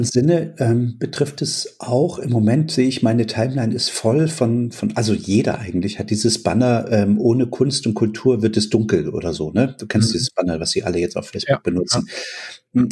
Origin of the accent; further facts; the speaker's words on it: East Germany, Germany; als ich klein war, äh, in der DDR aufgewachsen